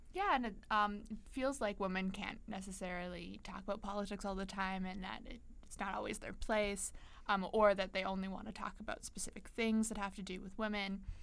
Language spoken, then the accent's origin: English; Canada; moved away as an adult; now in Boston, United States; I'm from Canada.